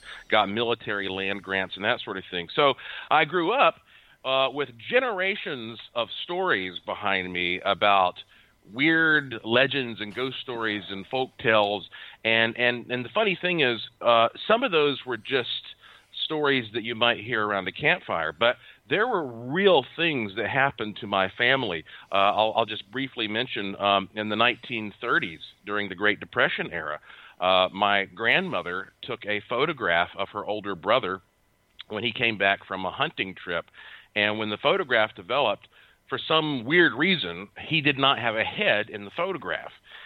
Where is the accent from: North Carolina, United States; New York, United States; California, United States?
North Carolina, United States; Asheville; I was born and raised in Asheville, North Carolina